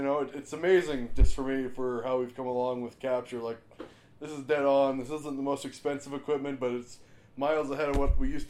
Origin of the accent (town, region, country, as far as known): Alfred, BC, British Columbia, Canada; born or raised there